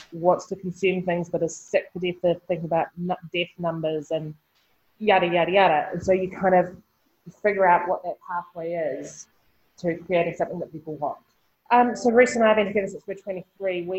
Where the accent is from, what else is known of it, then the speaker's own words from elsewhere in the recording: Nelson, New Zealand; Born and raised in Nelson, which is, you know, in the 70s and 80s was a hugely artistic, hippie community.